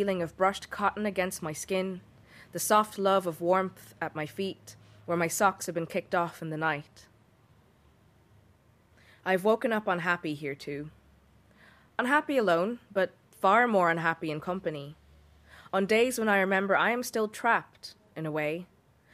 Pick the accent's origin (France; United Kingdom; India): India; now in Dublin, Ireland; I'm a writer from India living in Dublin.